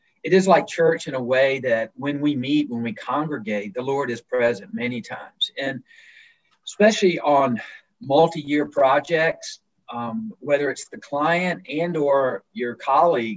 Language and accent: English; Alabama, United States; moved away as an adult; also born or lived in Virginia, United States / Netherlands; a guy like myself that was born and raised in Virginia, spent most of my formative years in Alabama